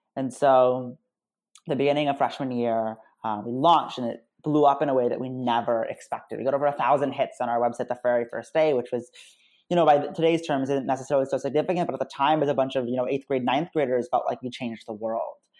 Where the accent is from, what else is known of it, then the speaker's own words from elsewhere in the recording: United States; I'm American Muslim